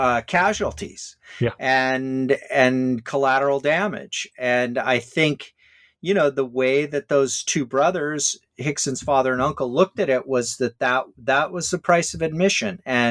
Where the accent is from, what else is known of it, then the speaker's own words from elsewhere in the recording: Hawaii, United States; I'm sure like me growing up in Hawaii, as you did, you were playing 3 sports a year.